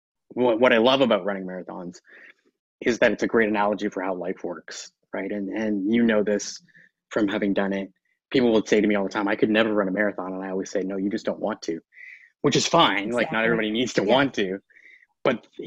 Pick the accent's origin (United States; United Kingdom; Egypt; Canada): Canada; I'm Canadian